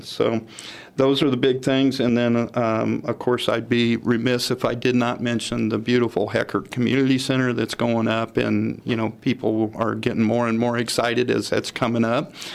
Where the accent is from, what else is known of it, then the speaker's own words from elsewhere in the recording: Warrensburg, Missouri, United States; also born or lived in Denver, Colorado; now in Sedalia, United States; I grew up in Warrensburg. I was uh, actually born in Denver, but uh, moved there. My family moved me there when I was six years old.